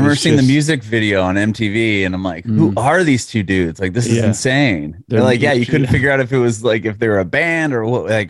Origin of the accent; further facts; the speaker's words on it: San Diego, California, United States; now in Nashville, United States; I'm originally from San Diego, California. So I had